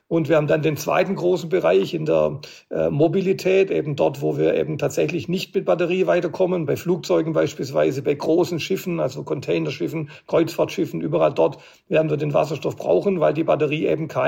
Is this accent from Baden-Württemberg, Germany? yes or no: yes; Stuttgart, Baden-Württemberg, Germany; bei Bussen, die beispielsweise in meiner Heimatstadt in Stuttgart viel über Berg und Tal fahren